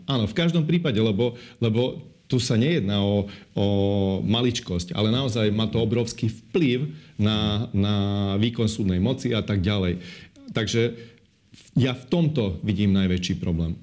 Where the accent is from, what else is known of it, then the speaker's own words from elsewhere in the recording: Slovakia; ako Maďar na Slovensku Eh, viem, eh, poznám dve kultúry, aj slovenskú kultúru, aj maďarskú kultúru